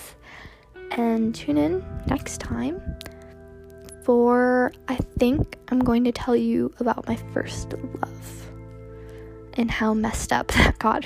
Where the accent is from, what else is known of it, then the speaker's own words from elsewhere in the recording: Georgia, United States; also born or lived in Hollywood, California / Palmdale, California; we moved to, Georgia, and that's where I live now